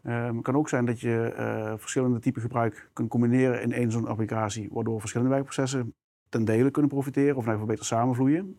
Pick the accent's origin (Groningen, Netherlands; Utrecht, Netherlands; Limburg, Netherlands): Limburg, Netherlands; South; je hoort misschien al mijn accent. Eh, ik, ik, kom uit Limburg, heel specifiek uit Zuid-Limburg.